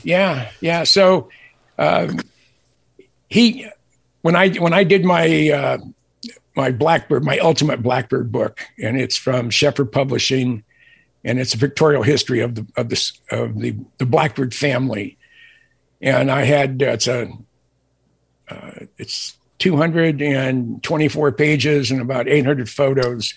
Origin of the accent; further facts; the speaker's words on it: San Jose, California, United States; I grew up in San Jose. My dad was a professor at uh, San Jose State